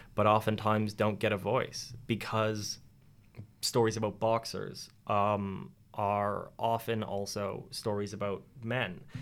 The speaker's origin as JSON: {"language": "English", "country": "Canada", "moved": "as an adult", "lives_now": "Penryn, United Kingdom", "said": "I'm Canadian"}